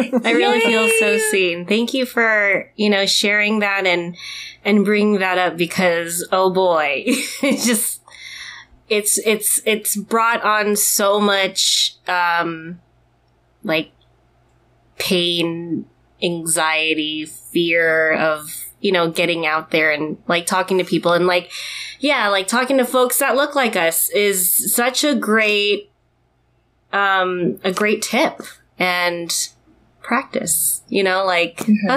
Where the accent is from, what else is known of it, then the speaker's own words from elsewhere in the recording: Philippines; I didn't really think about how, or as much about how, like, being Filipino can affect us and how we network, right?